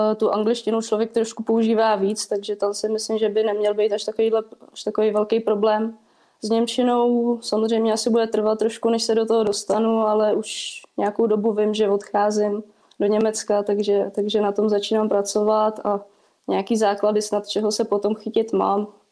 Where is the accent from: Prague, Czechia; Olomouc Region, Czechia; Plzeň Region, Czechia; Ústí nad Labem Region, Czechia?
Plzeň Region, Czechia; Plzeň; moved away as an adult; now in Most, Czech Republic; Já teda původem jsem z Plzně, takže do Mostu jsem přišla